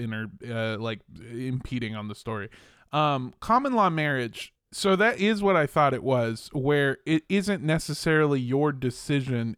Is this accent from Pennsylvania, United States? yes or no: no; Los Angeles, California, United States; also born or lived in Indio, California; I grew up in Los Angeles, but I'm from a town called Indio, California